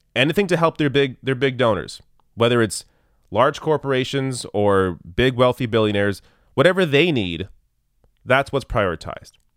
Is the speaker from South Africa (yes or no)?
no; Canada; as a Canadian, I have experience with single payer healthcare